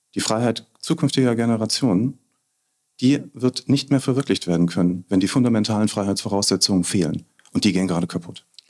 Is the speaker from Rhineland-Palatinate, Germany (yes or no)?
yes; Bad Kreuznach, Rhineland-Palatinate, Germany; hier, wo ich geboren bin, aufgewachsen bin, lebe, alt werden will.